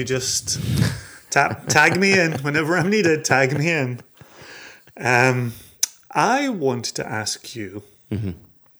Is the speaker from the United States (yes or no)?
no; Scotland, United Kingdom; moved away; when it comes to my home country.